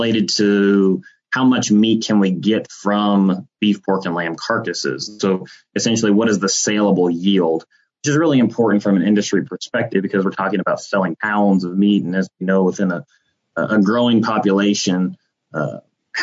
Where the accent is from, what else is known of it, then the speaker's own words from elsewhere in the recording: South Central Kansas, United States; moved away as an adult; also born or lived in Colorado / Texas; I'm originally from South Central Kansas, grew up with a agriculture background